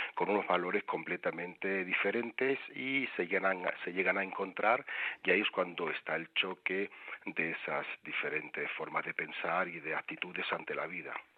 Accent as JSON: {"language": "Spanish", "town": "Seville", "region": "Andalusia", "country": "Spain", "tie": "born or raised there", "moved": "as an adult", "lives_now": "Madrid, Spain", "said": "yo soy originario de Sevilla, aunque llevo en Madrid ya veintitantos años"}